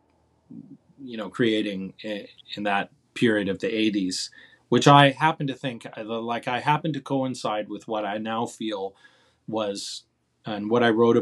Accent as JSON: {"language": "English", "town": "Calgary", "region": "Alberta", "country": "Canada", "tie": "born or raised there", "also_born_or_lived": "Toronto, Canada", "moved": "as an adult", "lives_now": "New York, United States", "said": "when I was a teenager in my hometown of Calgary"}